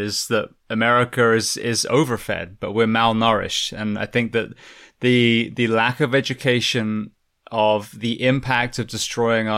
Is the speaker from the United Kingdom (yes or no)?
yes; England, United Kingdom; moved away as an adult; I grew up in England and then, you know, moved here about almost 20 years ago now